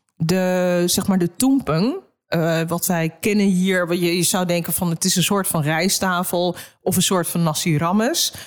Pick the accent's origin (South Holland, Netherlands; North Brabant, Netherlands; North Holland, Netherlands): North Holland, Netherlands; Amsterdam; Ik ben in Amsterdam geboren.